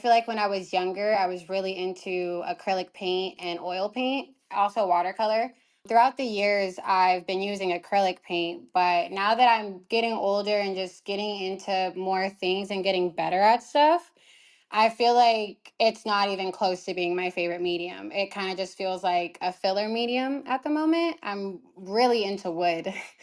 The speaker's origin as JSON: {"language": "English", "region": "California", "country": "United States", "said": "I'm from California"}